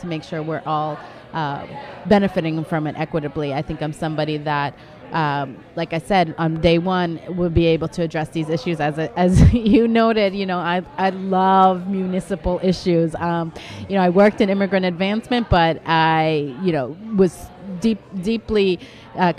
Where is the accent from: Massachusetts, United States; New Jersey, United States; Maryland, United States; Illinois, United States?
Massachusetts, United States; Boston; I'm someone who was born and raised in Mission Hill in the city of Boston